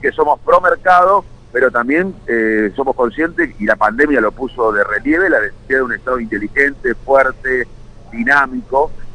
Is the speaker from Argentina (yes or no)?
yes; Argentina; le deseo suerte como argentino